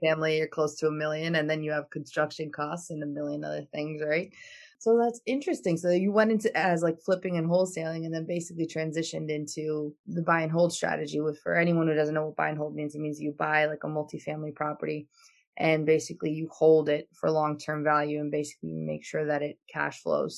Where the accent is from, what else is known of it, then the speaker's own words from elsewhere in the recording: Albania; now in United States; I come from Albania